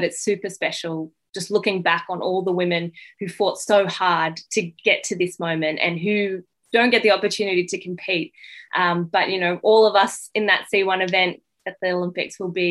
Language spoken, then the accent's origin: English; France; also born or lived in Western Sydney, Australia; now in Sydney, Australia; I was born in France